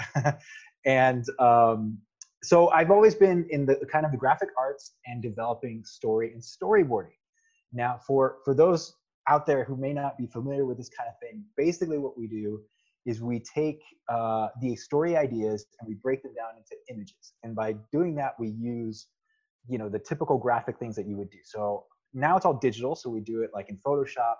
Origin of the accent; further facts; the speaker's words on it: United States; also born or lived in California; I grew up in the United States.